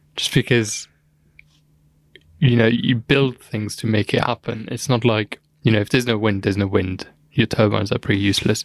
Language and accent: English; Luxembourg; moved away; I'm from Luxembourg